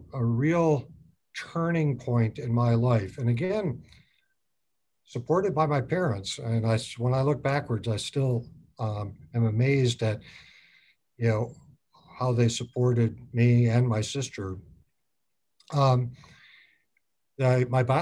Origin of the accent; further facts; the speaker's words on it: Otsego, Michigan, United States; we grew up on a farm in rural southwestern Michigan, outside of this small town of Otsego.